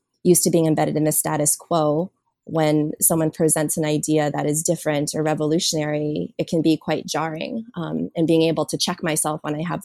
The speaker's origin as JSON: {"language": "English", "town": "Washington", "region": "District of Columbia", "country": "United States", "tie": "born or raised there", "also_born_or_lived": "South Korea / Oakland, California / Los Angeles, California", "moved": "as an adult", "lives_now": "California, United States", "said": "I was born in South Korea and raised in a large white Jewish family in Washington, D.C."}